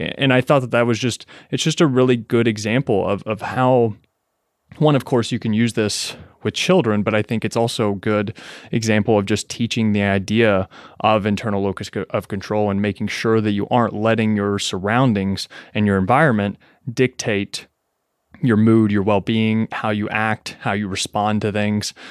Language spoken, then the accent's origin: English; Kentucky, United States; moved away as an adult; also born or lived in Lexington, Kentucky; now in New York City, United States; I was born and raised in Kentucky, right? In a, in a twenty thousand person, uh, small town